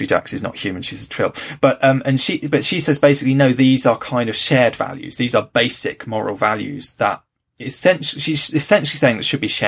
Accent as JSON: {"language": "English", "region": "England", "country": "United Kingdom", "tie": "born or raised there", "first_language": "English", "said": "I grew up in England"}